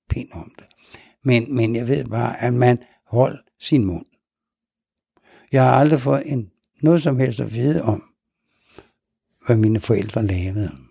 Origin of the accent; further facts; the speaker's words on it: Nærum, Capital Region of Denmark, Denmark; Jeg så op ude i Nærum, nord for København. For der var, ja, øh, vi flyttede ud. Min far havde bygget sig et lille hus derude. Så der skulle vi bo.